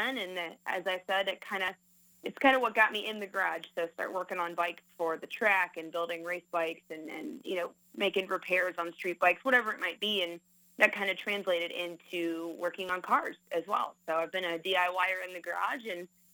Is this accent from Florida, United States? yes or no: yes; Daytona Beach, Florida, United States; moved away as an adult; now in Clarkston, United States; Born and raised in Daytona Beach